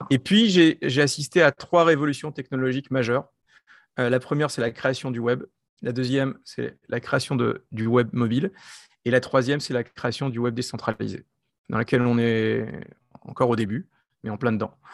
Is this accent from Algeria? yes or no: no; France; accent: French; moved away as an adult; also born or lived in United States; now in Israel; je suis français, comme vous entendez par, par mon accent, euh, mais j'ai une, carrière internationale, c'est-à-dire que très tôt, j'ai travaillé à l'étranger, dans, des pays européens, et puis après, je suis parti en Israël